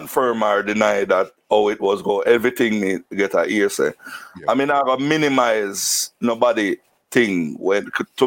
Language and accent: English; Saint Mary, Jamaica; born or raised there; also born or lived in Kingston, Jamaica